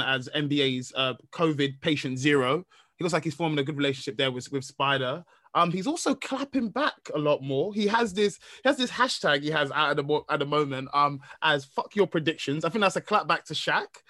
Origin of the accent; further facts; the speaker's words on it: Nigeria; I'm a Nigerian man